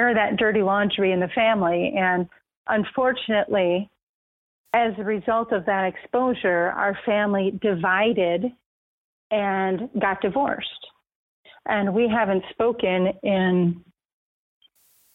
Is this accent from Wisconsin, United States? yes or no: yes; Racine, Wisconsin, United States; I'm a girl from Racine, Wisconsin. Had a great childhood